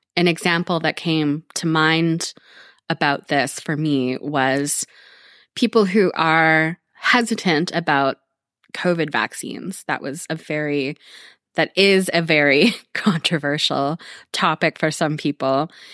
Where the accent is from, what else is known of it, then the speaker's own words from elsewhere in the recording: Canada; speaking as a Canadian